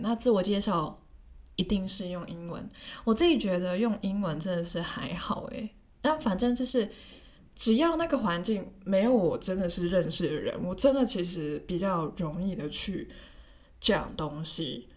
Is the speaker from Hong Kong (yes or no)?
yes; Hong Kong; first language Cantonese; Chinese is a second language; moved away as an adult; 问一下我是从哪里来的，然后我又说香港